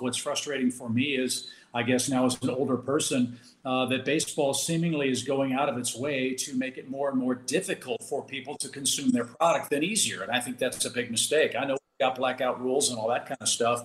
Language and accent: English; St. Louis, Missouri, United States; also born or lived in Georgia; I grew up here in St. Louis